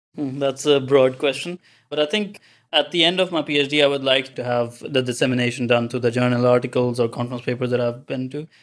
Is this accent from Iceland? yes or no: no; Pakistan; moved away as an adult; also born or lived in Kongsberg, Norway; now in Trondheim, Norway; I'm basically from Pakistan. So I moved here for my master's in Norway